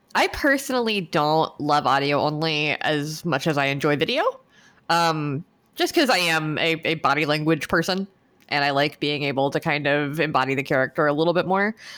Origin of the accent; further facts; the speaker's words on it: United States; me being American